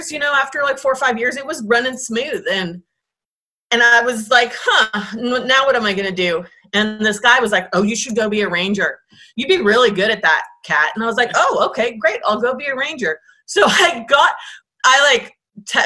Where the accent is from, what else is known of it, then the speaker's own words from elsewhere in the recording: Bay Area, California, United States; I grew up in the Bay Area.